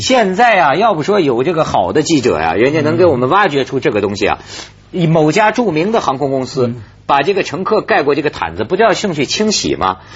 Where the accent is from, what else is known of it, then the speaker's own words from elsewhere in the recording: China; 身为大陆人